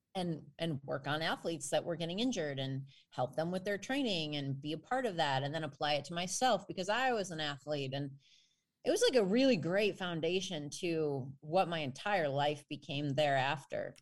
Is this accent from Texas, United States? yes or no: no; northwestern suburbs of Chicago, Illinois, United States; I grew up in a teeny tiny community. in the far northwestern suburbs of Chicago